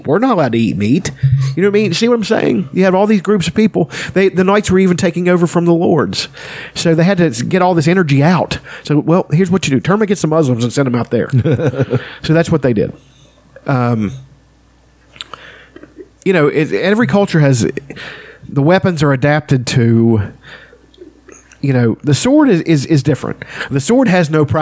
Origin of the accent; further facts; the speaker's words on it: Minnesota, United States; I'm from Minnesota